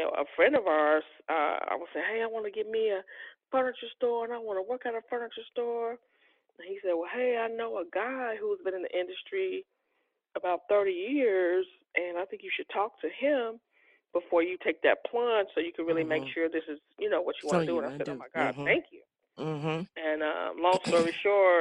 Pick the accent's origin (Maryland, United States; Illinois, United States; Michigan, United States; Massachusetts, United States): Illinois, United States; Chicago; I am from Chicago, Illinois